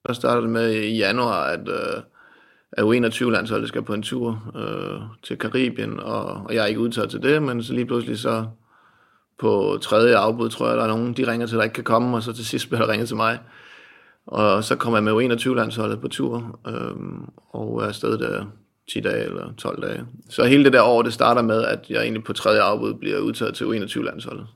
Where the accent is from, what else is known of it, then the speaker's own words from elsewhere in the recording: Asnæs, Zealand, Denmark; also born or lived in Holbæk; Jeg var en dreng ude for landet, øh, ude på Langtønskids marked, kan man sige. Øh, kom fra en lille bit klub op i Odsad, øh, udkants Danmark, noget der hedder Asnes